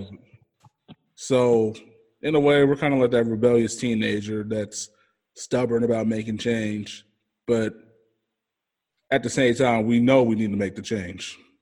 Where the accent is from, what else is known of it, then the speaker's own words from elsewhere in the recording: Kansas City, Missouri, United States; I'm from Kansas City